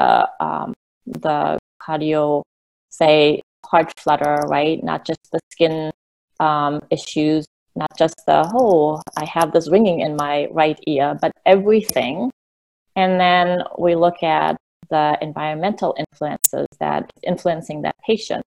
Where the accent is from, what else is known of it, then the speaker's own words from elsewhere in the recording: Germany; moved away; I grew up in Germany